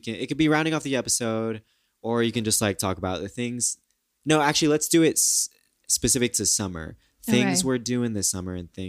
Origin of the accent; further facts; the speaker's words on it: Kansas, United States; moved away as an adult; also born or lived in Chicago; now in New York, United States; we grew up in Kansas.